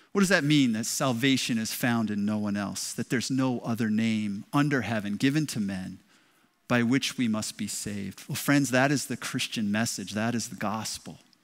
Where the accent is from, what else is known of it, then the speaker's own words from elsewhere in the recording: Westerly, Rhode Island, United States; moved away as an adult; now in Lynn, United States; I grew up in Westerly, Westerly High School